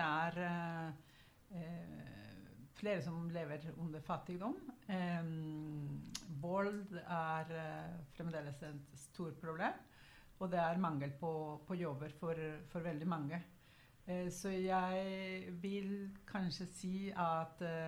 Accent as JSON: {"language": "Norwegian", "country": "Guatemala", "tie": "born or raised there", "moved": "yes", "lives_now": "Oslo, Norway", "said": "jeg kommer opprinnelig fra Guatemala"}